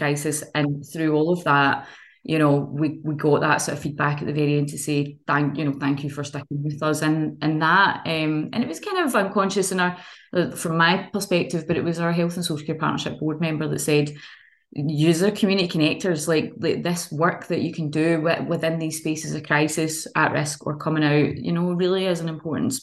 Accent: Kilmarnock, Scotland, United Kingdom; I came from Kilmarnock as well

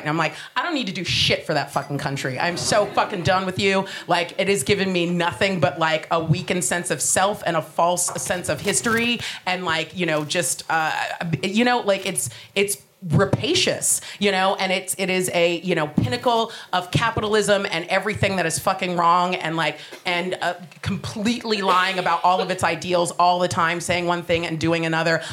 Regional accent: United States; moved away as an adult; now in United Kingdom; I am American

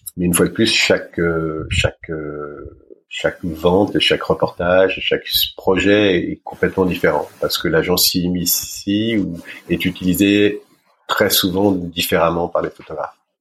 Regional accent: Paris, Île-de-France, France; Je suis né à Paris. Euh, je suis né à Paris. J'ai Je suis parisien

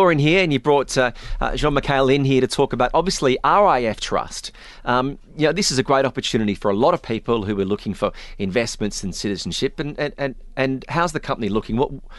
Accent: Australia; as an Australian

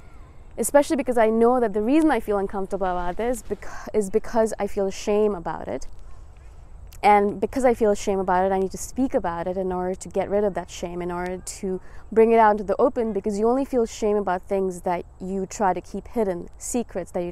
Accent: India; moved away; I am from India originally. I was born there. My parents are Indian

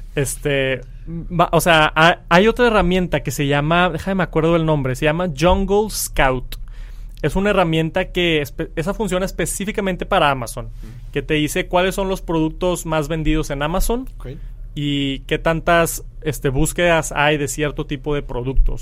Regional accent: Mexico; soy de México

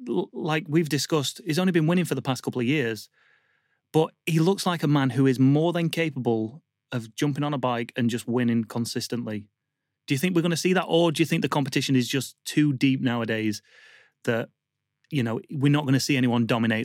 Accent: Yorkshire and the Humber, United Kingdom; I'm from Yorkshire.

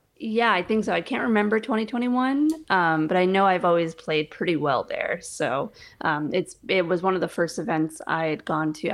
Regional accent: New York, United States; moved away as an adult; also born or lived in Colorado; now in Pensacola, Florida, United States; I'm originally from New York. That's where I was born and raised

